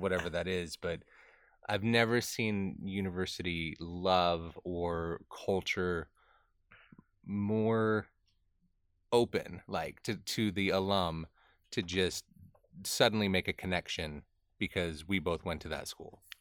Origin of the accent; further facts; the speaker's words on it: Southern California, United States; moved away; In Southern California, in the, in the little town that I grew up